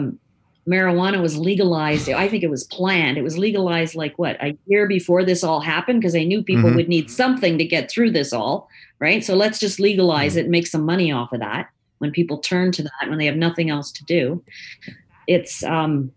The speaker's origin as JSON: {"language": "English", "country": "Canada", "said": "I'm a Canadian"}